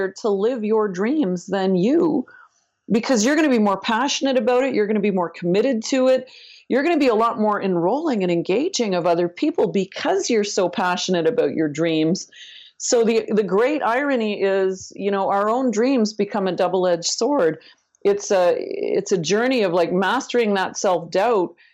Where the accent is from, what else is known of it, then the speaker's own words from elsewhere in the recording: Northern Ontario, Canada; I'm not only from Canada, I'm from Northern Canada, Northern Ontario. You know, I basically grew up in a Mark Twain novel